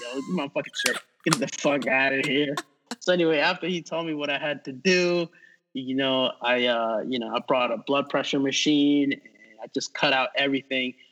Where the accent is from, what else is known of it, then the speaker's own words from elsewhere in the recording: New York City, New York, United States; moved away as an adult; now in Los Angeles, United States; growing up in New York